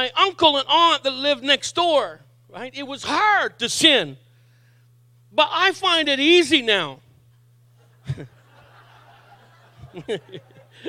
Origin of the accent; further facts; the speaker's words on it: Miramichi, New Brunswick, Canada; moved away; also born or lived in Saint John, New Brunswick; I was raised as a young adult here in St. John, but I was born on the Miramichi